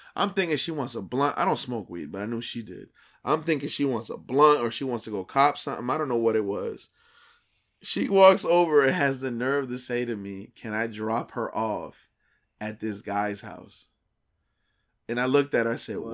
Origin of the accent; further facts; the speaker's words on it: New Brunswick, New Jersey, United States; we're from the New Brunswick area, exit nine.